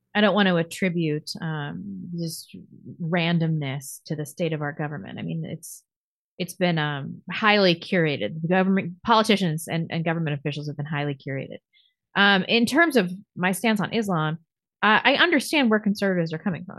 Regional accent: United States; I'm American

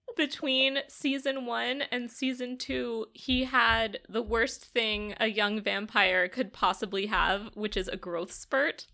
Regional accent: United States; Speaking as an American

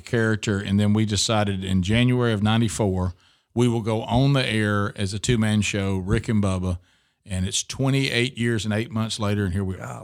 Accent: Oxford, Alabama, United States; now in Birmingham, United States; we moved to Oxford, Alabama, beautiful uh, place between uh, Birmingham and Atlanta, and grew up there from six years old to the time I left for college.

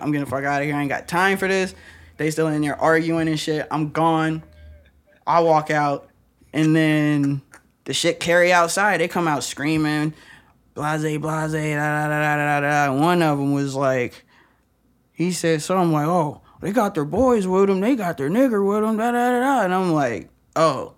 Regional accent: Lansing, Michigan, United States; now in West Virginia, United States; since I am from Lansing

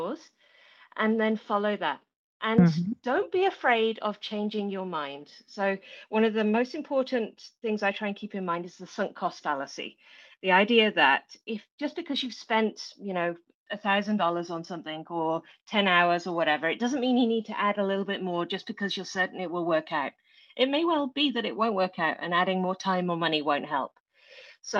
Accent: England, United Kingdom; moved away as an adult; now in New Zealand; So you will tell from my accent, I'm not originally from New Zealand, but I live in New Zealand now, in a beautiful place in the very top of the North Island. But I was born in England.

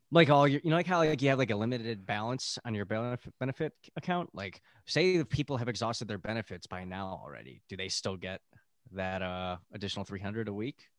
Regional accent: Buffalo, New York, United States; now in California, United States; we're both from Buffalo

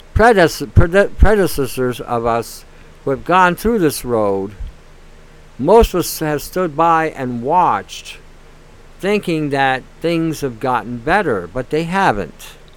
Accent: Detroit, Michigan, United States; now in Canada; I grew up in Detroit when I was younger, and I saw firsthand the violence

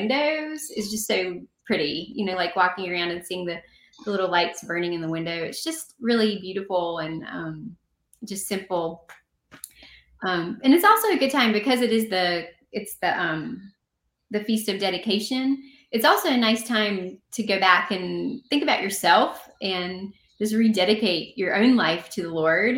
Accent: the South, United States; I'm from the South

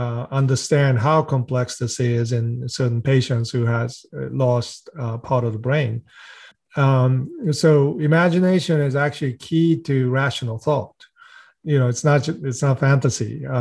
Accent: Japan; also born or lived in Sweden; now in United States; I grew up non-religious. My father is a well-known research scientist. My mother was an educator. I was born in the United States, then spent some time in Sweden, and then Japan, and then back to U.S.

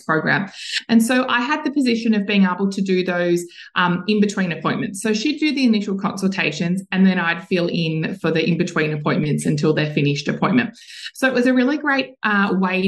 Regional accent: Mount Martha, Victoria, Australia; in my hometown in Mount Martha down here on the Mornington Peninsula

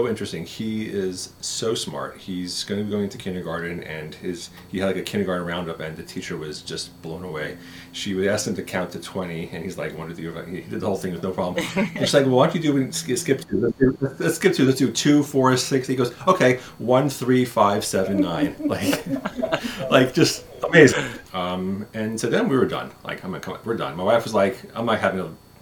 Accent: New York, United States; moved away as an adult; also born or lived in Philadelphia; now in Kansas, United States; I was born in New York

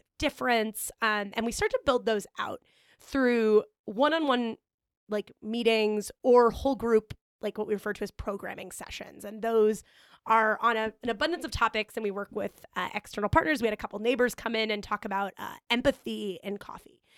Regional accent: Omaha, Nebraska, United States; moved away as an adult; now in Chicago, United States; I grew up in Omaha, Nebraska

